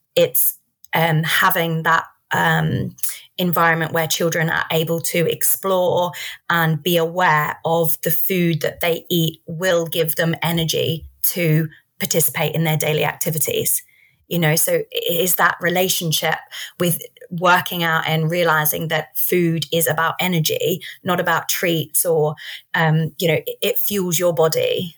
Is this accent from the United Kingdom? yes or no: no; Australia; I grew up in Australia.